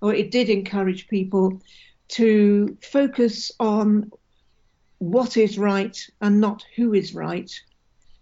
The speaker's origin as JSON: {"language": "English", "town": "Keswick", "region": "North West England", "country": "United Kingdom", "tie": "born or raised there", "also_born_or_lived": "Edinburgh", "moved": "yes", "said": "I was born and brought up in Keswick in the English Lake District"}